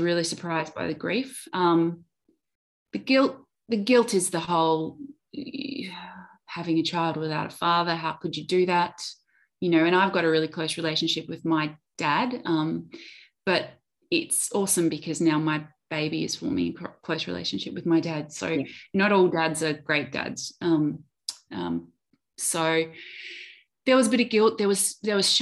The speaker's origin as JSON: {"language": "English", "town": "Adelaide", "region": "South Australia", "country": "Australia", "also_born_or_lived": "Melbourne", "moved": "yes", "said": "I moved from Melbourne back to Adelaide where my family is."}